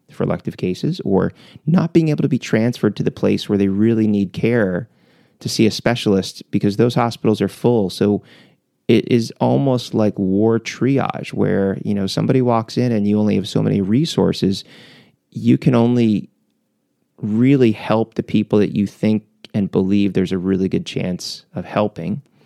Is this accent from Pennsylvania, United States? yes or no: yes; Philadelphia, Pennsylvania, United States; we grew up in Philly.